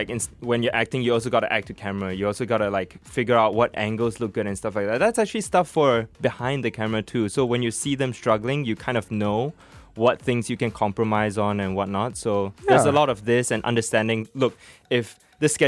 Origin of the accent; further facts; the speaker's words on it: Singapore; also born or lived in Germany; I was born in Germany. So I came to Singapore when I was 4.